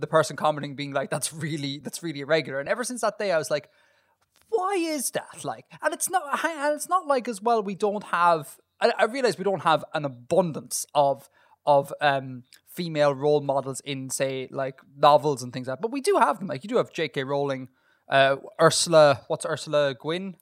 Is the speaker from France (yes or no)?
no; Ireland; accent: Irish